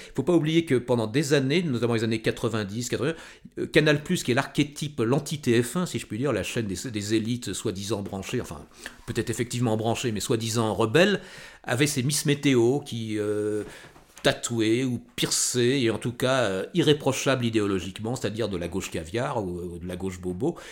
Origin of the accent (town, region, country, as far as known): Val d'Oise, Île-de-France, France; born or raised there; also born or lived in Paris